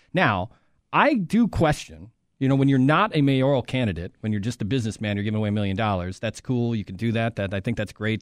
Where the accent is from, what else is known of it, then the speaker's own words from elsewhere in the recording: Chicago, Illinois, United States; as a Chicagoan